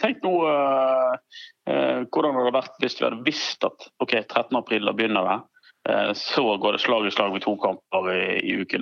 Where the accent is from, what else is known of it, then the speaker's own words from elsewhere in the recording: Strileland, Vestland, Norway; jeg er jo stril, så jeg fisker jo med garn